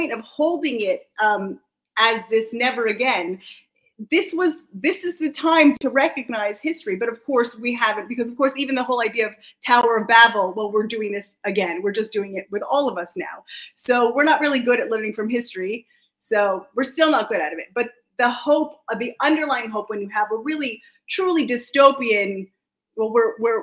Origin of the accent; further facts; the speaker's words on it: just outside DC on the Virginia side, United States; now in Israel; I'm American also. I was grew up just outside DC on the Virginia side